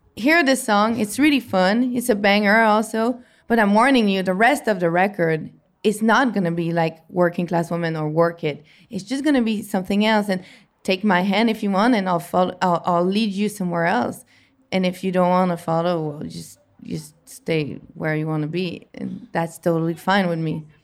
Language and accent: English; Montreal, Quebec, Canada; it was in my hometown Montreal